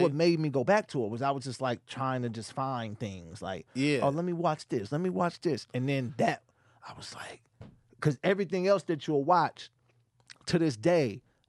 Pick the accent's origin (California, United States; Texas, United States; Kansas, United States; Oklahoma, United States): California, United States; Sacramento; born or raised there; also born or lived in San Francisco